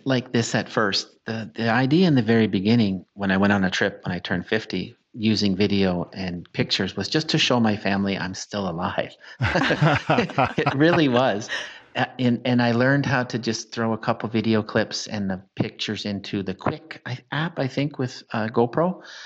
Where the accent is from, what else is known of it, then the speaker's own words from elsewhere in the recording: Canada; as a Canadian